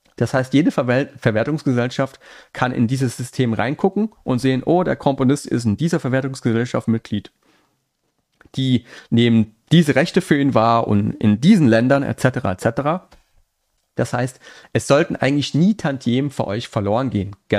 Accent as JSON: {"language": "German", "region": "Saarland", "country": "Germany", "accent": "Saarland", "said": "ich bin Saarländer, das rutscht immer noch manchmal so ein bisschen raus, der saarländische Akzent."}